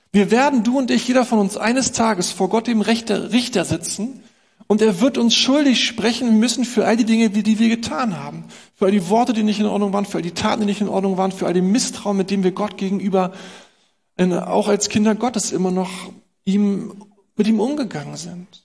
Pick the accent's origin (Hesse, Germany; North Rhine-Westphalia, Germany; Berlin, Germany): Berlin, Germany; Und sie sagt uns, was wir als Berliner natürlich auch nicht hören wollen.